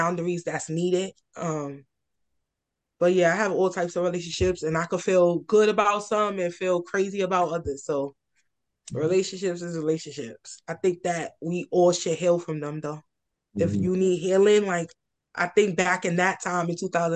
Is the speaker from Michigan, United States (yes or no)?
no; New York City, New York, United States; I'm from, born and raised in Red Hook, Brooklyn